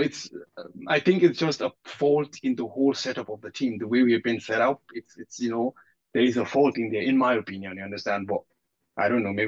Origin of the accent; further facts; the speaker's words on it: Nigeria; moved away; in the part I grew up in Nigeria